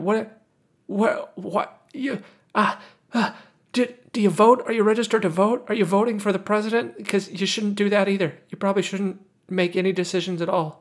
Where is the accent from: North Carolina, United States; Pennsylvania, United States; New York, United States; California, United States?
California, United States; accent: nasally California; I kinda have this California accent